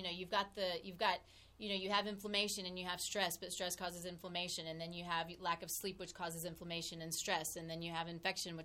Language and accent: English; Texas, United States; moved away; I'm from Texas